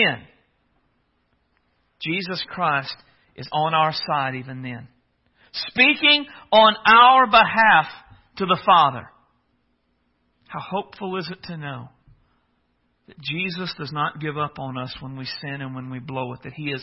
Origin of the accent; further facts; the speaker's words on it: United States; I come from a small town. I've joked before, but I come from Pickett Center